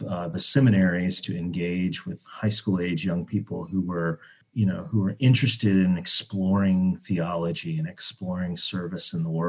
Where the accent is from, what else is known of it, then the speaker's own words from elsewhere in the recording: North Carolina, United States; I grew up in North Carolina